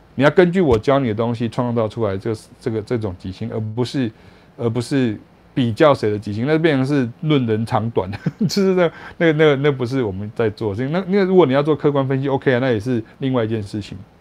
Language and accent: Chinese; Taiwan; 我是来自台湾来的爵士乐手